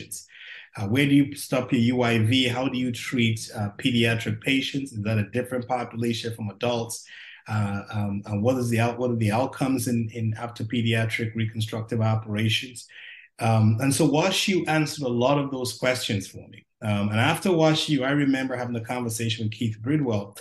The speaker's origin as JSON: {"language": "English", "country": "Nigeria", "also_born_or_lived": "West Indies / Durham, North Carolina / Nashville, Tennessee / Chicago, Illinois", "moved": "yes", "lives_now": "Cincinnati, United States", "said": "Originally from Nigeria, and spent some time in the West Indies and came to Duke University many years ago as an athlete"}